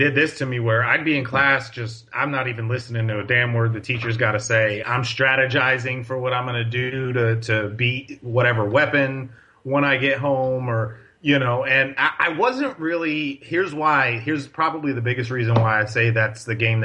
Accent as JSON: {"language": "English", "town": "Paterson", "region": "New Jersey", "country": "United States", "tie": "born or raised there", "said": "I grew up in North Jersey in a city called Paterson"}